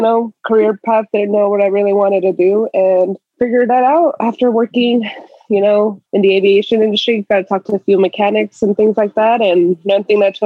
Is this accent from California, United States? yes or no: yes; Victorville, California, United States; I am from, probably a lot of people don't know, it's called Victorville area. Mm. In the high desert.